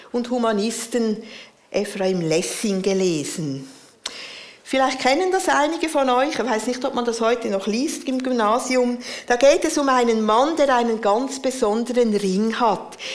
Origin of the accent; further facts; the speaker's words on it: Central Switzerland, Switzerland; Ich bin in der Innerschweiz aufgewachsen.